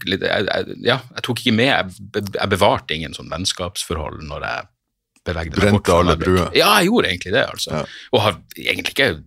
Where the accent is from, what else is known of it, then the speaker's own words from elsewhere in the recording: Northern Norway, Norway; Jeg føler ikke at jeg har gjort noe sånn for å kultivere noe image som nordlending, det er vel bare det at vi har beholdt dialekten